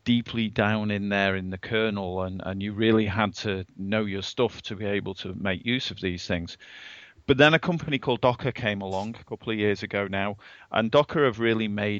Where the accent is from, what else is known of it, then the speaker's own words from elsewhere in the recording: England, United Kingdom; moved away as an adult; now in Redmond, United States; I'm an Englishman. I'm an expat here in Redmond in the US. And I moved over here a couple of years ago